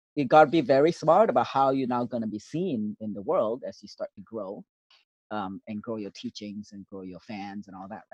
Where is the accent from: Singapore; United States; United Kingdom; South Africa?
Singapore; now in Canada; I was born in Singapore in 1968, June 25th.